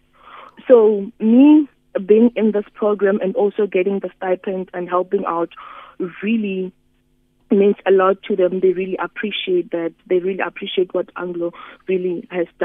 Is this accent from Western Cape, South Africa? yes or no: no; Musina, Limpopo, South Africa; I come from Musina, which is a really technology disadvantaged area. Here we don't have certain townships where we don't have electricity